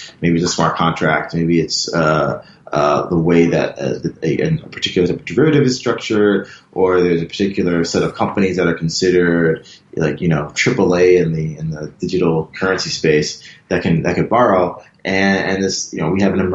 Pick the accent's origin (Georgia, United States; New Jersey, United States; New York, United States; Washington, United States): New York, United States; Buffalo; moved away as an adult; also born or lived in Philadelphia; now in Hong Kong; I'm from Buffalo, New York, which is a small town near Toronto, across the border